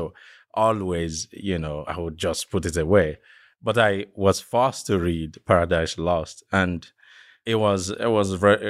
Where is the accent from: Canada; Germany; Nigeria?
Nigeria; eastern Nigeria; So I'm from Nigeria, from the eastern part of the country.